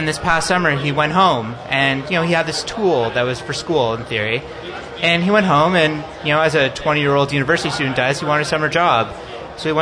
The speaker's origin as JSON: {"language": "English", "country": "Canada", "said": "being Canadian"}